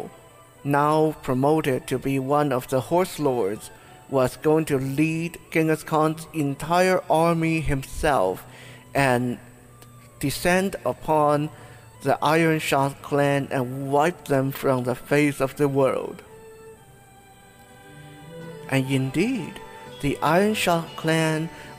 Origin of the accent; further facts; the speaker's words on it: Taiwan; my own country, Taiwan.